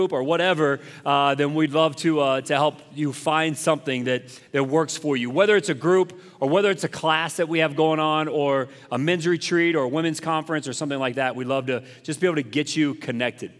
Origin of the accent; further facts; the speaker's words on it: South Carolina, United States; moved away; I'm from South Carolina